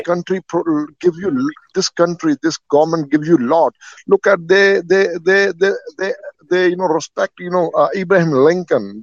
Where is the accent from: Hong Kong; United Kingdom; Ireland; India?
India; I'm also black. I'm from India